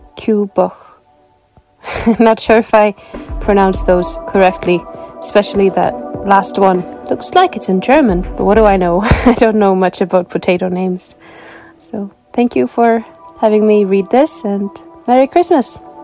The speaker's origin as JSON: {"language": "English", "town": "Reykjavik", "region": "Capital Region", "country": "Iceland", "said": "I come from Reykjavik, Iceland."}